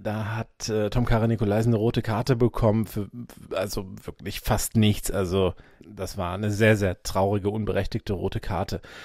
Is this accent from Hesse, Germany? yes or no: no; Solingen, North Rhine-Westphalia, Germany; wir kommen ja nun mal hier aus diesem aus, aus der Stadt, also jetzt konkret, ich komme eben aus Solingen